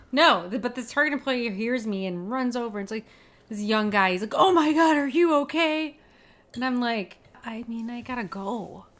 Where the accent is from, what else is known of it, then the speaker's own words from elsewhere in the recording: Michigan, United States; my home state of Michigan